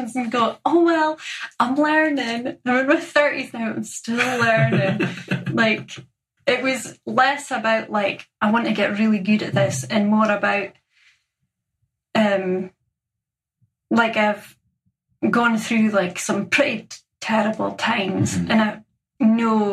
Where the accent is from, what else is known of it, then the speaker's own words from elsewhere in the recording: Inverallochy, Scotland, United Kingdom; now in Aberdeen, United Kingdom; I'm from Inveralachie, which is a tiny little fishing village